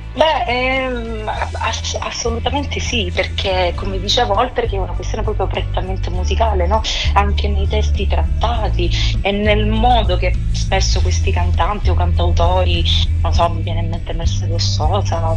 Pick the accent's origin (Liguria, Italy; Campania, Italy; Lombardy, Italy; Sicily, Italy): Sicily, Italy; now in Rome, Italy; la mia terra, appunto la Sicilia